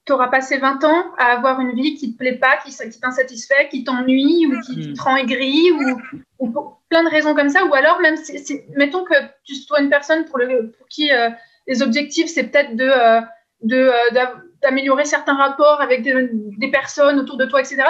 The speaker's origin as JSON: {"language": "French", "country": "France", "moved": "yes", "lives_now": "Quebec, Canada", "said": "je suis française, mais je n'habite plus en France depuis longtemps. Maintenant, je suis au Québec"}